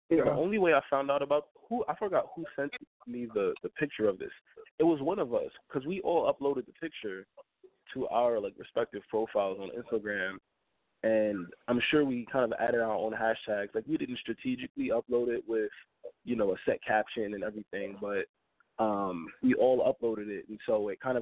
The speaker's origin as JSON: {"language": "English", "town": "New York City", "region": "New York", "country": "United States", "tie": "born or raised there", "said": "I am hailing from the Bronx, New York, born and raised"}